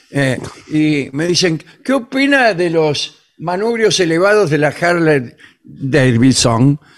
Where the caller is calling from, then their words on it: Malargüe, Mendoza, Argentina; Buenas noches … de Malargüe.